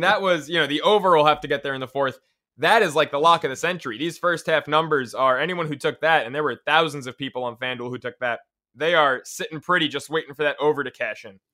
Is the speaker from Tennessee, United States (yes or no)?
no; New York City, New York, United States; I'm a New Yorker